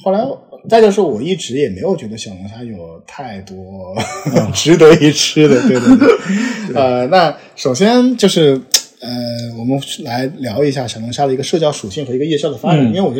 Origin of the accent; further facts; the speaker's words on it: Wuhan, Hubei, China; moved away; also born or lived in Beijing; 虽然我是武汉人，就是我当年我们我小时候在武汉的时候